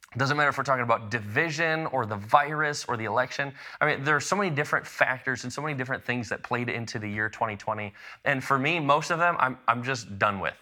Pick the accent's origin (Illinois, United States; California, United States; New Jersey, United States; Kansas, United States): Illinois, United States; Chicago; also born or lived in Lexington, Illinois; I spent a, a decent chunk of my childhood growing up in the Chicago suburbs, but even before I lived in Chicago, I actually lived in a tiny little town in central Illinois called Lexington